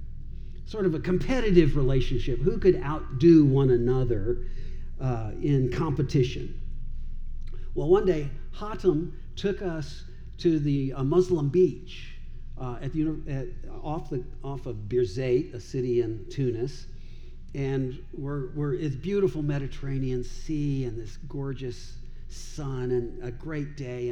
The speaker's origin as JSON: {"language": "English", "town": "Owensboro", "region": "Kentucky", "country": "United States", "tie": "born or raised there", "also_born_or_lived": "Dubai / Iraq", "moved": "yes", "lives_now": "Louisville, United States", "said": "I grew up in Owensboro, not far from here"}